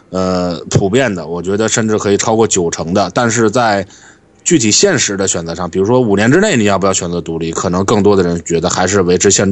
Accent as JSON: {"language": "Chinese", "region": "Shandong", "country": "China", "said": "所以你跟年纪大一点的人，你说你哪里来的？我山东来的"}